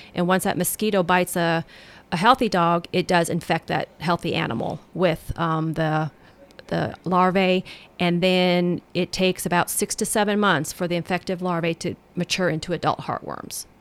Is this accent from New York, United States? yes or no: no; Colorado, United States; now in Tennessee, United States; I'm from Colorado